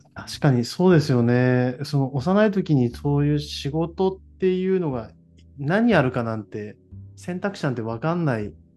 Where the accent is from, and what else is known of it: Toyama, Japan; born or raised there; moved away as an adult